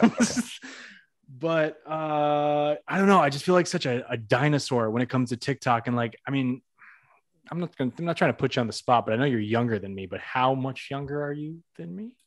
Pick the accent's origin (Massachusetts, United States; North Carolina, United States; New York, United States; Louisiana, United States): Massachusetts, United States; moved away; I'm from Massachusetts myself, we're both from Massachusetts